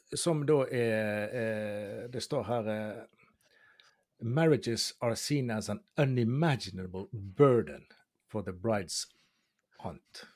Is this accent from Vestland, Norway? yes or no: yes; Bergen, Vestland, Norway; vi er, som bergensere